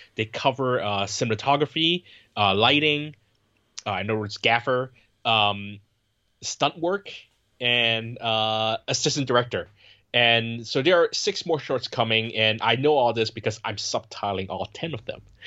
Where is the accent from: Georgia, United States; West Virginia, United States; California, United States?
California, United States; Bay Area; I grew up in the Bay Area where you have a lot of Asian people